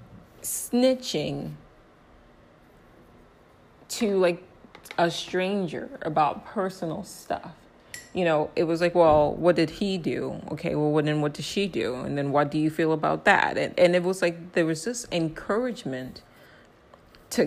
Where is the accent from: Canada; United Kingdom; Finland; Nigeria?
Nigeria; I'm also Nigerian.